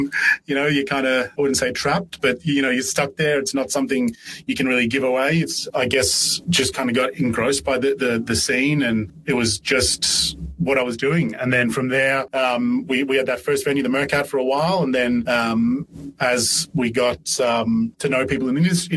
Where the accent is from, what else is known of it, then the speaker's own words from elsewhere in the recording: Ireland; now in Melbourne, Australia; I was born in Ireland and got a job at a pub in Ireland when I was 13